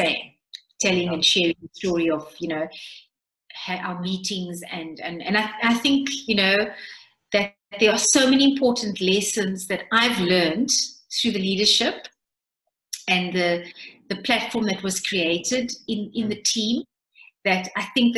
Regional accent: Cape Town, Western Cape, South Africa; I come from the Cape Flats

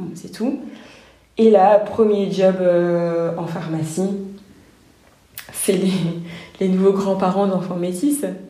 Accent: France; notre culture française, on la connaît, on a grandi hmm. avec, on a été à l'école

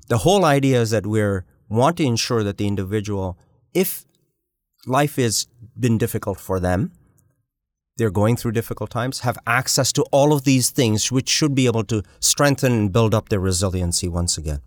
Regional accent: Uganda; now in Canada; I was born in East Africa. I was born in Uganda.

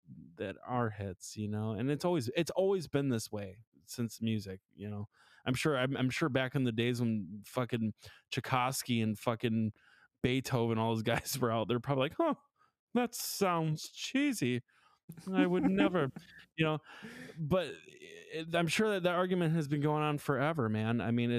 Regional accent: Milwaukee, Wisconsin, United States; I grew up in houses in Milwaukee. They all have them.

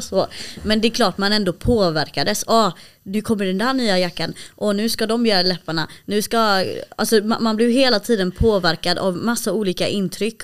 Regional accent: Malmö, Skåne, Sweden; jag är uppvuxen i Malmö

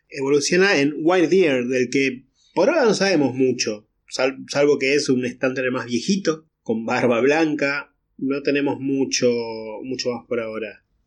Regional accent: Argentina

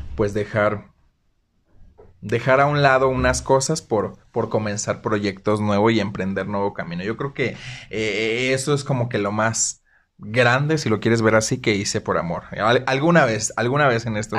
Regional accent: Zihuatanejo, Guerrero, Mexico; now in Aguascalientes, Mexico; Soy orgullosamente guerrerense. Soy de la costa.

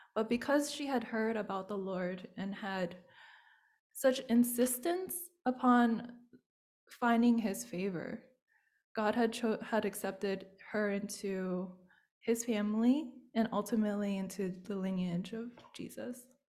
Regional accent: United States; being Chinese American

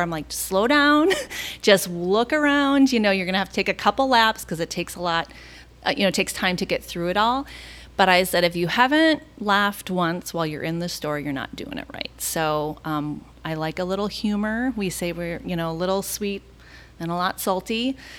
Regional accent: Minneapolis, Minnesota, United States; now in Orlando, United States; I'm originally from Minneapolis

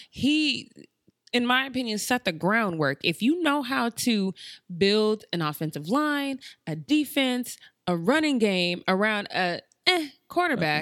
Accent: Denver, Colorado, United States; moved away; I'm from Denver

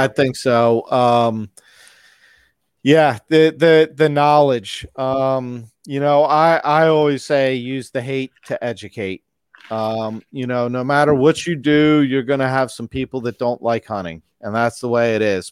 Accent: Maryland, United States; also born or lived in Pennsylvania; I moved to Maryland when I was about five, and I've been here since

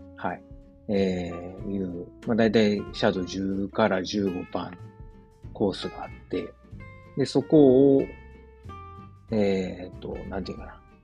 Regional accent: Osaka, Japan; moved away as an adult; now in Germany; 自分の実家であるですね、駒川東屋、はい、親父とおかんがやってる、えー、大阪駒川いうところ

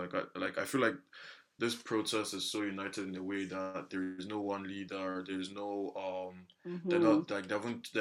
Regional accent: Nigeria; lazy Nigerian youth

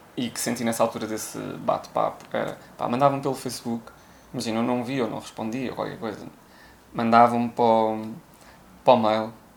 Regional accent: Viseu, Portugal; also born or lived in Coimbra, Portugal; now in Lisbon, Portugal; venho diretamente de Viseu

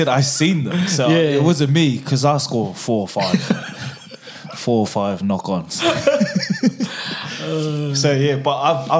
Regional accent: Australia; I was brought up Samoan. I was brought up in the Samoan culture. My parents are first generation Samoan, so they were born in Samoa, and I'm second generation born in Australia.

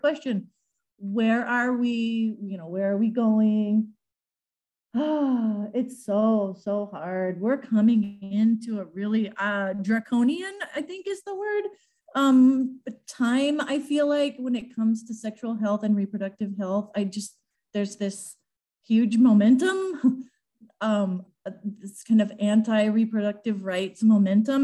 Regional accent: Southwest Iowa, United States; I moved back to my hometown like 23 years ago. And started the Southwest Iowa Latino Resource Center.

